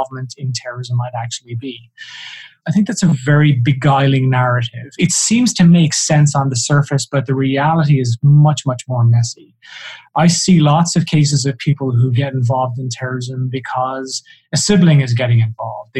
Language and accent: English; south of Ireland, Ireland; I'm Irish, and so, you know, people tend to assume that I was somehow affected by the troubles in Northern Ireland, and nothing could be further from the truth. I grew up in the south of Ireland